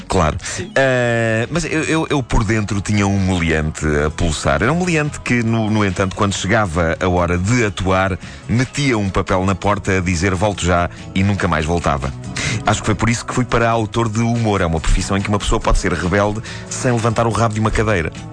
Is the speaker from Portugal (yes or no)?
yes; Lisbon, Portugal; nos bairros de Benfica, onde cresci